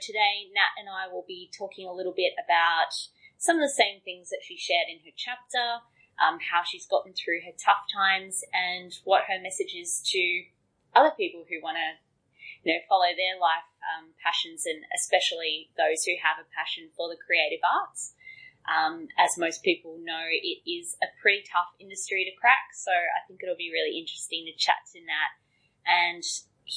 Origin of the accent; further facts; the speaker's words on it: Coffs Harbour, New South Wales, Australia; we grew up in Coffs Harbour